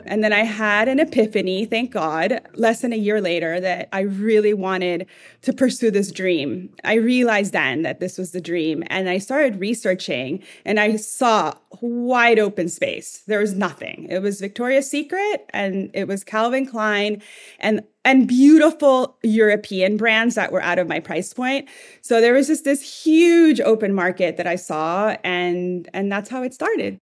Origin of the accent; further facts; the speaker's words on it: El Salvador; moved away; I'm from El Salvador originally. And in my family, we really cared about what we looked like at home